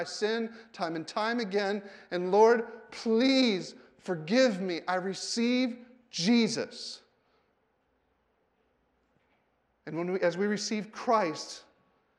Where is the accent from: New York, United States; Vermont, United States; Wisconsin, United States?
Wisconsin, United States; I did not know God as my Father growing up in Wisconsin